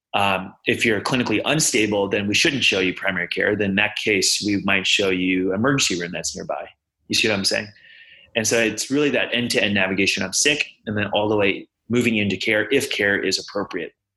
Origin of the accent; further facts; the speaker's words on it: Houston, Texas, United States; moved away as an adult; now in Boston, United States; I'm originally from Houston